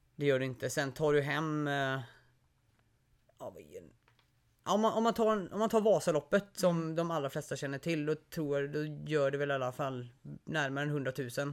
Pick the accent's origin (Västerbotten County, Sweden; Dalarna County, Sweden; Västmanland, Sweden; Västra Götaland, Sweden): Västra Götaland, Sweden; Gothenburg; moved away; kanske hörs på eh, lite på dialekten, men jag är inte här uppifrån